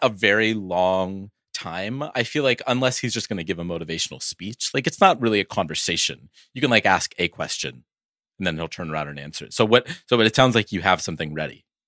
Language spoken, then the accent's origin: English; Oakland, California, United States; I'm from Oakland